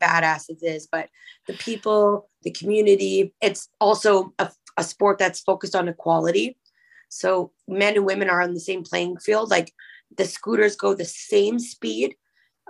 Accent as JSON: {"language": "English", "country": "Canada", "also_born_or_lived": "Winnipeg, Manitoba", "said": "I'm a Canadian"}